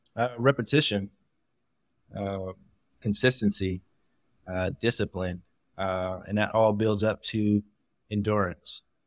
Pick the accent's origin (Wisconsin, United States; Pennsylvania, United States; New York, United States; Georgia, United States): Pennsylvania, United States; Pittsburgh; I'm originally from Pittsburgh, Pennsylvania